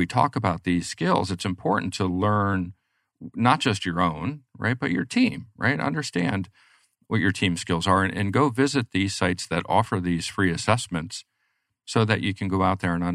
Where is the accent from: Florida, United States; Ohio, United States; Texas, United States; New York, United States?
New York, United States; moved away; I'm originally a New Yorker